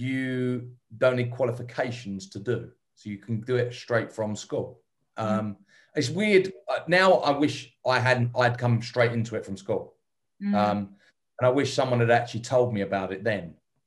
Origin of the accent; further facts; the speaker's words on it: England, United Kingdom; moved away; being English